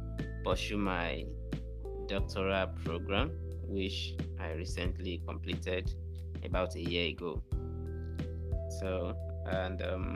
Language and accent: English; Ekiti, Nigeria; moved away as an adult; also born or lived in Anambra State, Nigeria; now in Awka, Nigeria; I am from Ekiti State, precisely Ekiti West local government area. I'm a Christian, a practicing one, and I have my education in Ekiti State